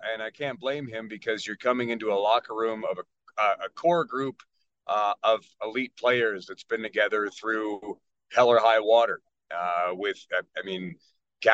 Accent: Ireland; he's German, but I'm Irish.

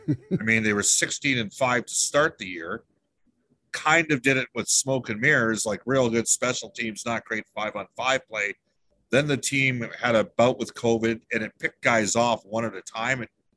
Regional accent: Edmonton, Alberta, Canada; I'm from Edmonton. I grew up watching it.

